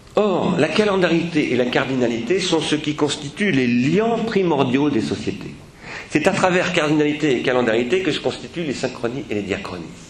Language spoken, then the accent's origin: French; France; nous les Français